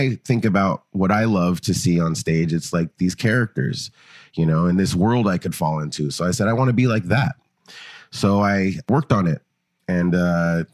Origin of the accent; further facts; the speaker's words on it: Los Angeles, California, United States; moved away; also born or lived in Oakland, San Francisco Bay Area; I grew up in Los Angeles.